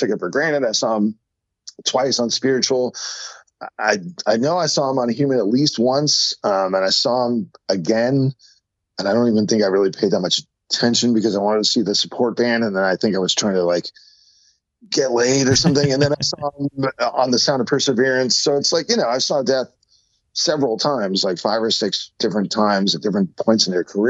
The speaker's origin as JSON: {"language": "English", "town": "San Jose", "region": "California", "country": "United States", "tie": "born or raised there", "said": "my hometown of San Jose"}